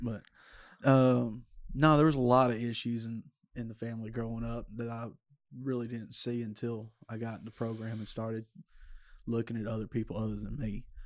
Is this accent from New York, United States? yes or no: no; Stonewall, Louisiana, United States; I grew up Stonewall, uh, about fifteen, twenty minutes south of Shreveport